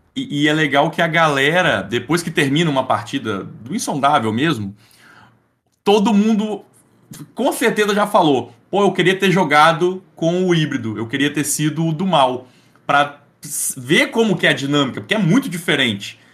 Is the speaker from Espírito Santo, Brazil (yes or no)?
yes; Espírito Santo, Brazil; Eu, eu sou do Espírito Santo